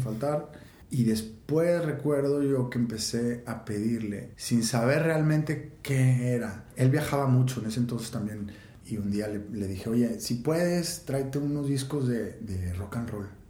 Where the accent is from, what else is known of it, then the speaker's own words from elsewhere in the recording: Monterrey, Nuevo León, Mexico; Nací y crecí aquí en Monterrey